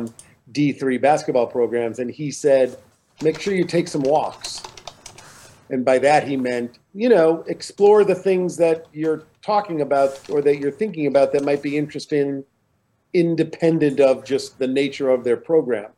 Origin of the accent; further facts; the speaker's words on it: Midwest, United States; I grew up in the Midwest.